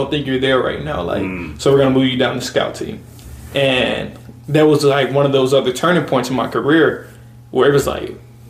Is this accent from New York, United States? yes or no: no; Memphis, Tennessee, United States; moved away as an adult; I grew up pretty comfortable in Memphis